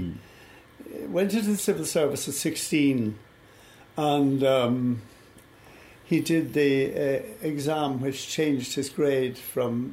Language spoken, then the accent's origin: English; Dublin, Leinster, Ireland; also born or lived in Monkstown; I grew up in Blackrock, in the district you're